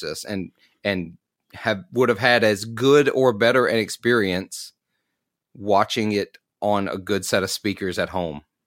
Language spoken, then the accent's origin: English; Clarksdale, Mississippi, United States; I'm from Clarksdale, Mississippi, so, like, blues mecca